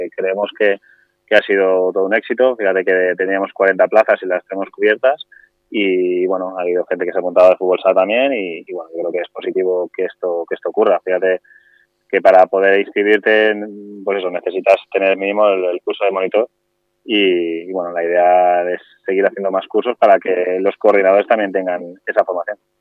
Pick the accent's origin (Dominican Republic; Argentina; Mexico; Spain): Spain; Alboraya, Valencian Community; yo soy de Alboraya de toda la vida